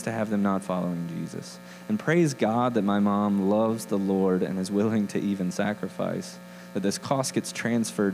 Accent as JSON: {"language": "English", "region": "the South", "country": "United States", "moved": "as an adult", "lives_now": "Denver, United States", "said": "I'm from the South"}